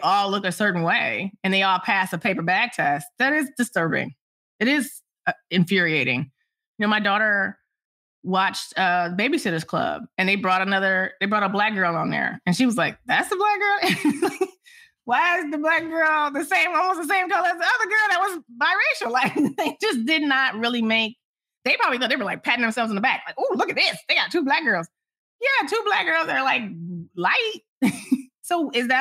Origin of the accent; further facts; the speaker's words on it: Detroit, Michigan, United States; I'm from Detroit